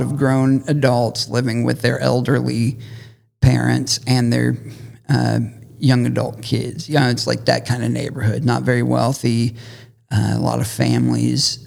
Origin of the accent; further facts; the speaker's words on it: Shawnee, Oklahoma, United States; My hometown of Shawnee, Oklahoma